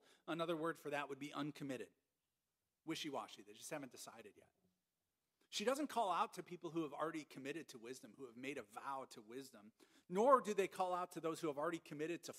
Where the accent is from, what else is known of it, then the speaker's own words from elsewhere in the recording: Minnesota, United States; moved away as an adult; I was from Minnesota.